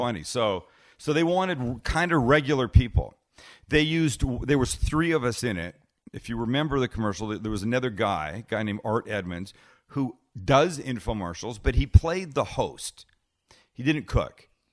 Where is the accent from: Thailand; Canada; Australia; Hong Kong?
Canada; now in United States; because I'm from Canada